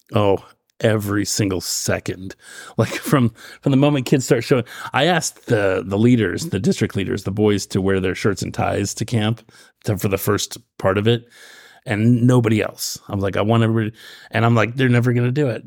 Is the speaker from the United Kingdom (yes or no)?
no; Roseburg, Oregon, United States; When I grew up in Roseburg, um, the stake there, every summer I was a young man